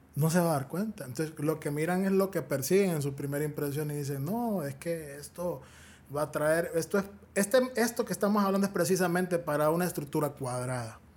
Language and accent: Spanish; Honduras; Es la tierra de mis generaciones yo no quiero salir huyendo de mi tierra